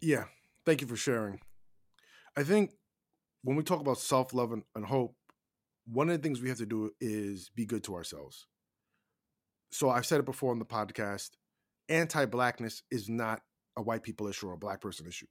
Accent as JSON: {"language": "English", "country": "United States", "said": "we as Americans"}